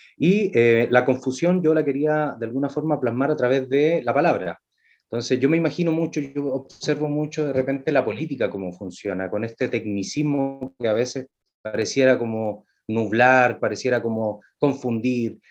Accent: Valparaíso, Chile; soy de Valparaíso

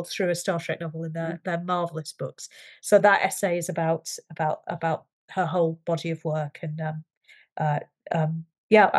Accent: United Kingdom; I'm British

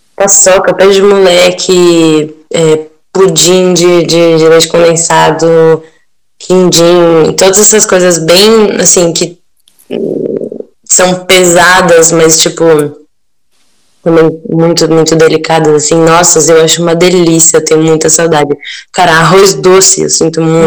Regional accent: São Paulo, Brazil; now in Turin, Italy

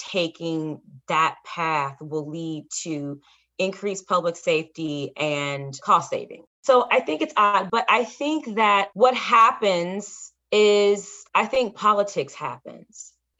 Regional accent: Alabama, United States; I've seen this in my home state of Alabama, and it's odd.

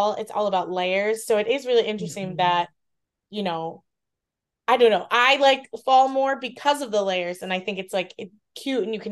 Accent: Iowa, United States; moved away; I grew up in the Midwest, like it just seems autumn seems like a very Midwest season, you know, because obviously like growing up in Iowa

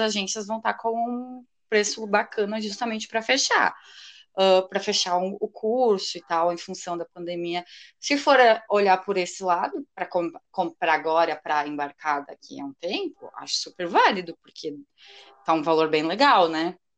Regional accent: Rio Grande do Sul, Brazil; also born or lived in Arroio do Meio; eu sou gaúcha, moro numa cidade bem pequenininha aqui do Rio Grande do Sul, Arroio do Meio

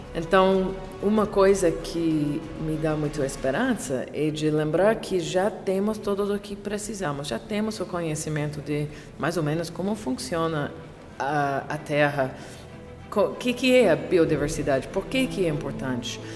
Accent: Canada; Portuguese is a second language; sou canadense, consultora, autora, baseada em Montreal.

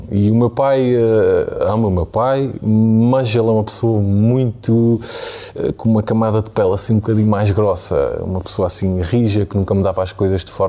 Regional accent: Angra do Heroísmo, Azores, Portugal; moved away; nasci nos Açores, numa família normal, mas numa zona muito rural

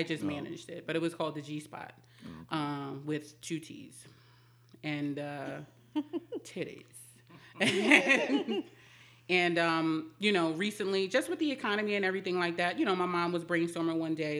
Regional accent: Jamaica, Queens, New York, United States; now in Mount Airy, United States; Queens, Jamaica, Queens.

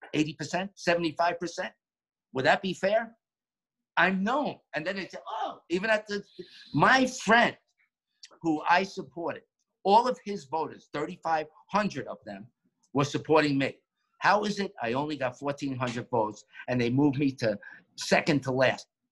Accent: New York, United States; now in Florida, United States; growing up in New York and being in the borough of Queens

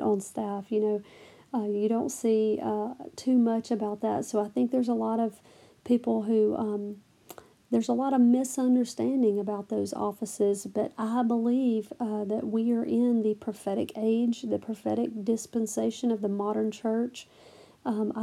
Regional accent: the South, United States; I'm from the South

